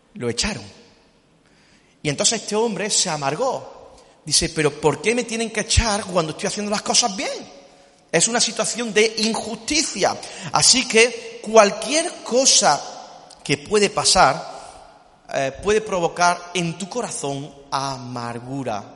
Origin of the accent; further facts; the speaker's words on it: Córdoba, Andalusia, Spain; somos cordobeses